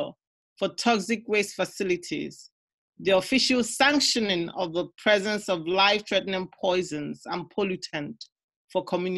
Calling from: Burton upon Trent, West Midlands, United Kingdom; I'm recording from Burton-upon-Trent, somewhere in England.

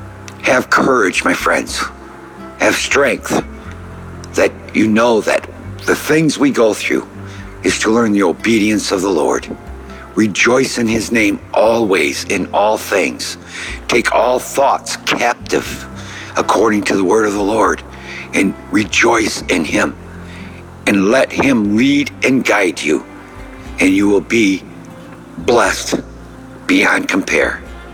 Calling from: St. Petersburg, Florida, United States; I'm calling from St. Petersburg, Florida.

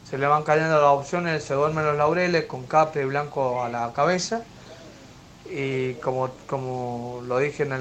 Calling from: Mendoza, Argentina; Hola Ramiro … de Mendoza.

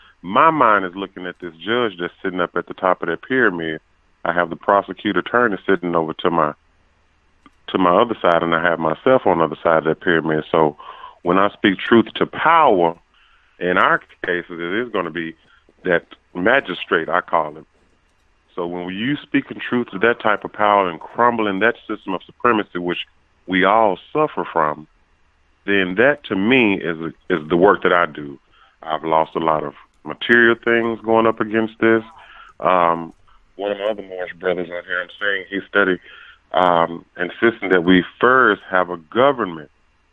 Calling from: Arkansas, United States; Calling from Arkansas.

